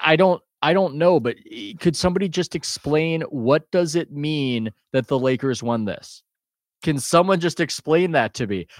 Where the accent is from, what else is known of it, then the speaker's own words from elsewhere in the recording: United States; I'm American